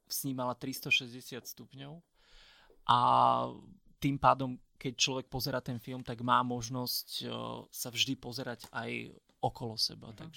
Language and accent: Slovak; Orava, Žilina Region, Slovakia; z Oravy, tak Oravský hrad je moje pánstvo.